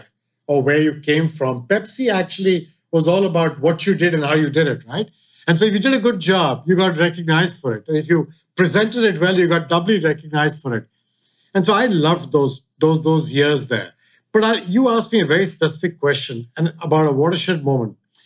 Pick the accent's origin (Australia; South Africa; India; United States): India; moved away; India, growing up in India